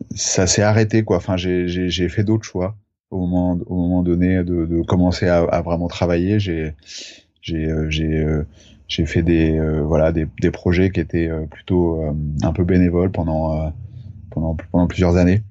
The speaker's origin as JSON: {"language": "French", "area": "Charente, near Angoulême", "region": "Nouvelle-Aquitaine", "country": "France", "tie": "born or raised there", "also_born_or_lived": "Brittany", "moved": "as an adult", "said": "j'ai grandi en Charente, à côté d'Angoulême"}